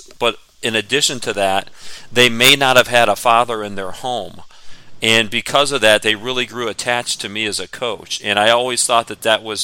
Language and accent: English; Stow, Ohio, United States; I grew up in Stowe, although I went to Hoban.